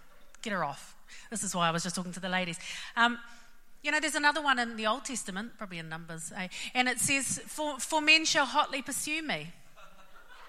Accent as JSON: {"language": "English", "region": "Auckland", "country": "New Zealand", "said": "I'm from West Auckland and this would be us"}